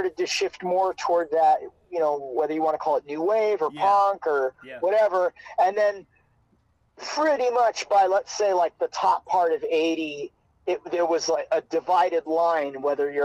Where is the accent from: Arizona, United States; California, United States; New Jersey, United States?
California, United States; Hermosa Beach; also born or lived in Queens, New York; I was born in Queens, New York. So I grew up there until I was about four, home of the …. And then I moved to Hermosa Beach, California, when I was about